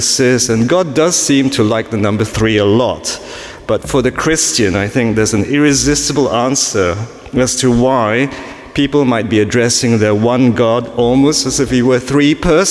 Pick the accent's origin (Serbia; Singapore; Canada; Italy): Singapore; now in London, United Kingdom; I was born in Singapore